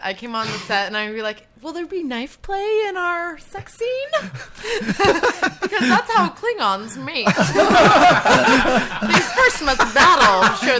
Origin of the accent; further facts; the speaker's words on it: Orlando, Florida, United States; moved away; I was raised in Florida